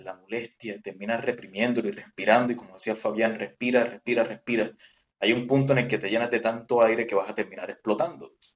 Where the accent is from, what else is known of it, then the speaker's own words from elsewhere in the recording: Colombian Caribbean coast, Caribbean Region, Colombia; somos costeños